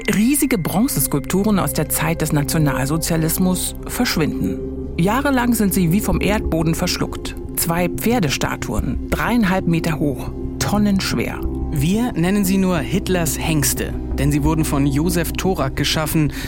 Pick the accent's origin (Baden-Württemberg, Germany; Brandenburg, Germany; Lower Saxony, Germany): Brandenburg, Germany; Bezirk Potsdam; Ich bin im Bezirk Potsdam groß geworden, das ist heute Land Brandenburg.